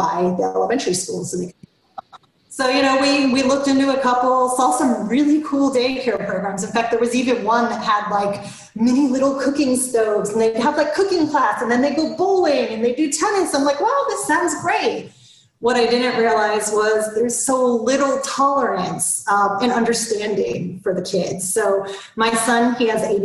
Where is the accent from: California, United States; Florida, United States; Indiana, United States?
Florida, United States; now in Atlanta, United States; I grew up in Florida and I hate the cold